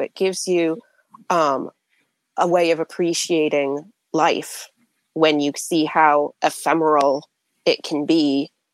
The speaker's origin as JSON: {"language": "English", "region": "New England", "country": "United States", "said": "I'm from New England"}